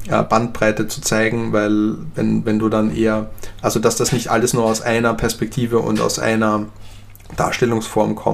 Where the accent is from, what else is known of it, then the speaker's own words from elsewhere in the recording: Graz, Styria, Austria; ich komme zum Beispiel ursprünglich aus Österreich und aus Graz, wo ich herkomme, da hat zum Beispiel äh, Kraft Ebbing gelehrt